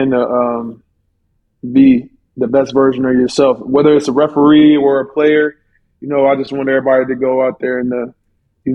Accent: Dallas, Texas, United States; I'm from Dallas. I'm from East Dallas. So I grew up watching Dirk every day

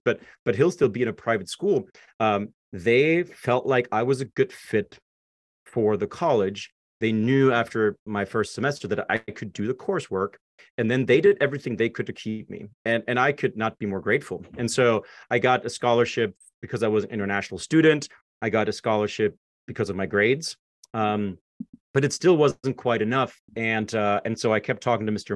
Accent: Zweibrücken, Rhineland-Palatinate, Germany; English is a second language; moved away as an adult; now in United States; I grew up in Germany, like you said, um, born and raised

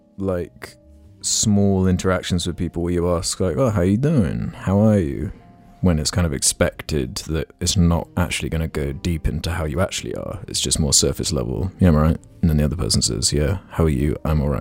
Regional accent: San Antonio, Texas, United States; now in Austin, United States; Move to San Antonio, my hometown, and travel to Austin for nights out, where I currently live.

